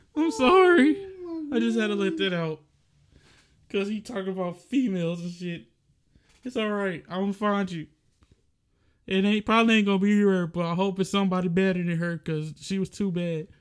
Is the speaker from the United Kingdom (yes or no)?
no; the South, United States; we are from the South